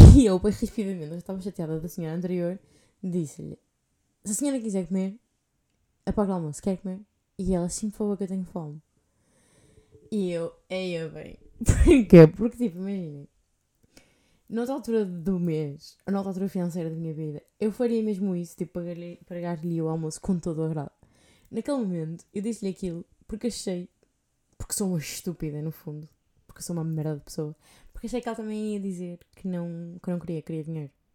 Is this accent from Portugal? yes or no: yes; Portugal; moved away; sendo português